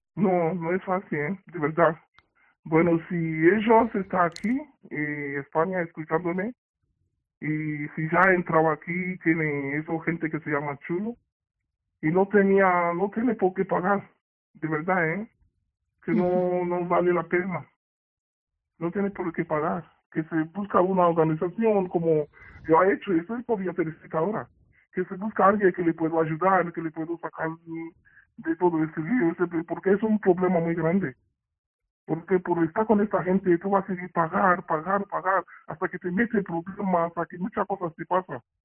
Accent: Nigeria; Spanish is a second language; moved away as an adult; now in Spain; yo soy de africana y de África, de Nigeria

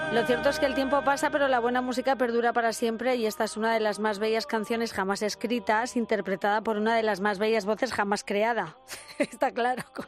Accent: Toledo, Castilla-La Mancha, Spain; en Toledo, ya tirando para mi tierra

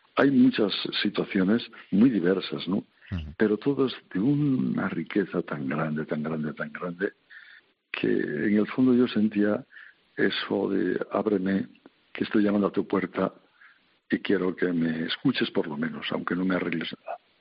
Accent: Santoña, Cantabria, Spain; moved away; allá en mi tierra, en en la villa de Santoña

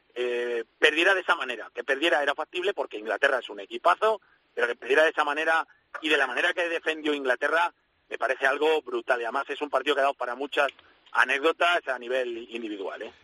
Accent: Castile, Spain; como castellano

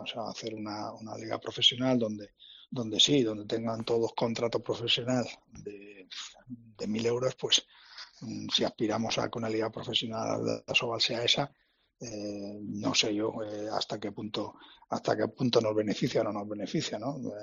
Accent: Alicante, Valencian Community, Spain; soy de Alicante

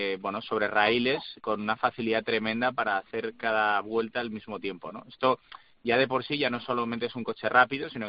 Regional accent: Spain; que soy español, ¿eh?

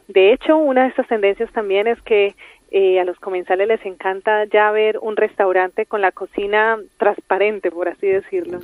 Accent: Colombia; Yo soy colombiana.

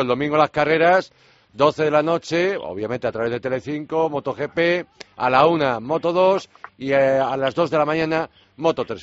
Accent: Galicia, Spain; por mi tierra, por Galicia

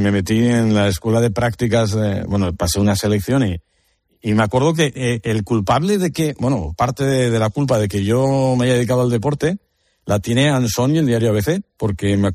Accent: Oviedo, Asturias, Spain; yo soy de Oviedo, pero mi madre es de Gijón

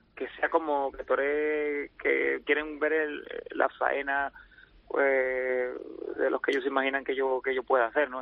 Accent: Linares, Andalusia, Spain; nací en Linares

